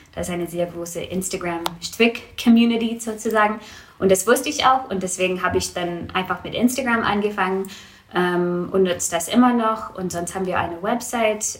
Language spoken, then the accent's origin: German; Vancouver, British Columbia, Canada; German is a second language; moved away as an adult; now in Marburg, Germany; Also ich komme aus Vancouver. Ähm, das ist eine ziemlich große Stadt.